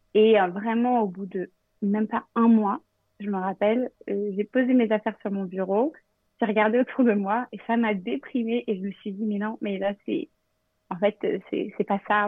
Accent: Normandy, France; moved away as an adult; also born or lived in Vernon / Perche / Rouen; now in New York, United States; je suis normande et euh, new-yorkaise depuis 6 ans

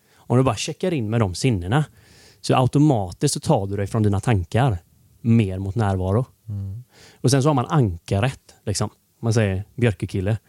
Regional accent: Gothenburg, Västra Götaland, Sweden; jag är uppvuxen i Torslanda IK då, i Torslanda

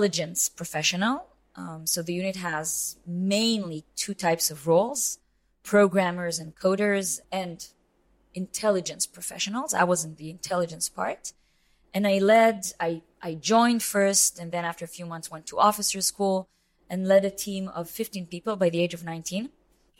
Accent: Israel; I'm born and raised in Israel. So I'm Israeli, but kind of citizen of the world.

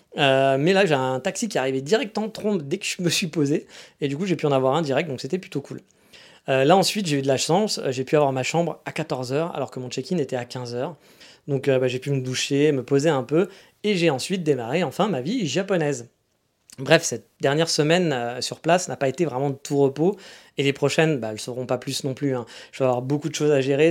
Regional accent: France; now in Japan; chez nous en France

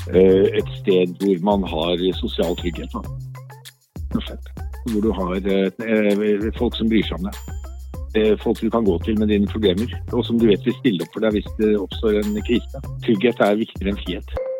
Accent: Nøtterøy, Vestfold, Norway; also born or lived in Tønsberg; now in Oslo, Norway; Jeg tror jeg må si at jeg kom fra Nøtterøy. Det var der jeg hadde barndommen min.

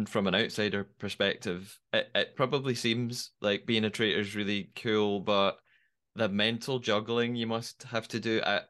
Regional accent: Scotland, United Kingdom; as a Scottish person

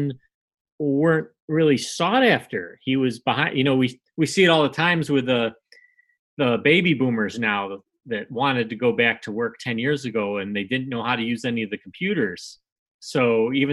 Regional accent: United States; a white American Irishman podcaster's

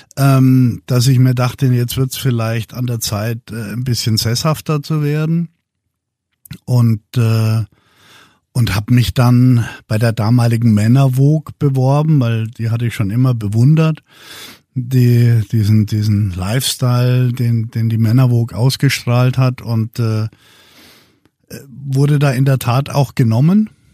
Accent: Würzburg, Bavaria, Germany; aus Würzburg, wo ich herkomme

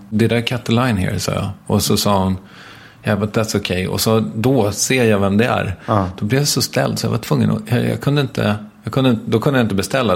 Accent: Stockholm, Stockholm County, Sweden; här ute i mina hemtrakter

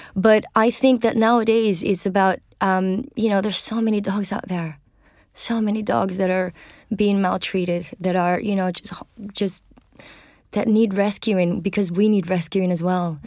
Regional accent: Venezuela; moved away; I grew up in Venezuela

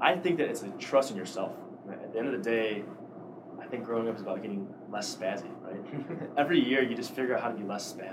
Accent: Downers Grove, Illinois, United States; moved away; Downers Grove, my hometown

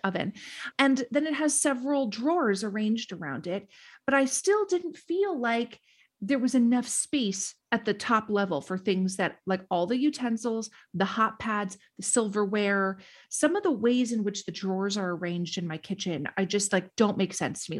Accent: Duluth, Minnesota, United States; my hometown

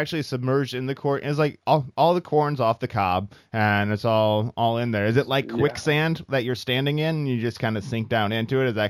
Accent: Iowa, United States; moved away as an adult; now in Los Angeles, United States; I'm from Iowa

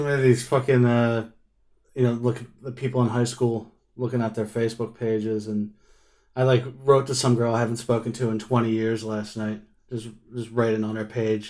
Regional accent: Philadelphia, Pennsylvania, United States; moved away as an adult; now in Manchester, United Kingdom; I'm from Philadelphia, New Jersey area

